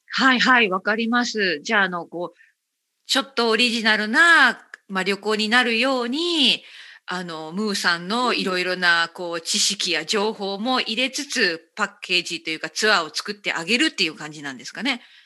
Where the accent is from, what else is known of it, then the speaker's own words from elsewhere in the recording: Okayama, Japan; moved away; 岡山県 出身